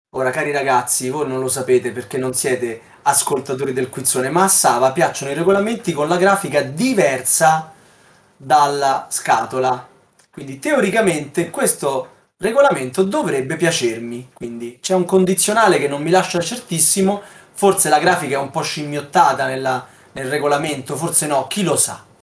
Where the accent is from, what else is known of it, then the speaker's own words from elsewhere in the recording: Southern Italy, Italy; lo dico da terrone anch'io